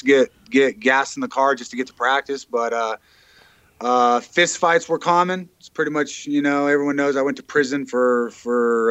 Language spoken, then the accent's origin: English; Edgewood, New Mexico, United States; I grew up in New Mexico, yep, about 30 minutes from here in a little town called Edgewood in Moriarty, just over the mountain here.